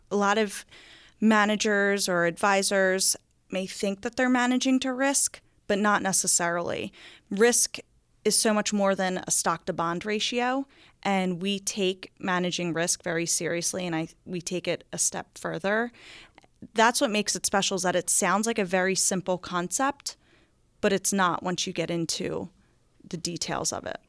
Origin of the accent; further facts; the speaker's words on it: New Jersey, United States; moved away as an adult; now in Bel Air, Maryland, United States; I grew up in a town called Akko, New Jersey